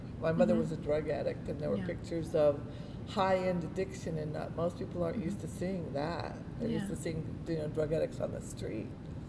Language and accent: English; South Florida, United States; now in New York, United States; I grew up in South Florida.